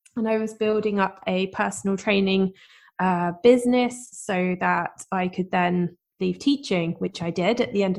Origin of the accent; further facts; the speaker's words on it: United Kingdom; I am, as you can probably tell from my accent, I'm from the UK